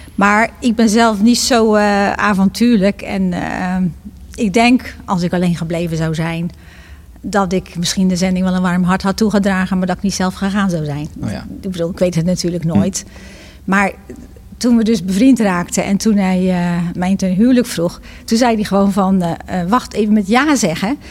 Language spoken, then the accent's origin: Dutch; Bergambacht, South Holland, Netherlands; moved away as an adult; also born or lived in Nepal; now in Gouda, Netherlands; ik ben geboren in Bergambacht. Dat ligt hier 10 kilometer ten zuiden van Gouda. Maar ik ben al op mijn negentiende naar Gouda gekomen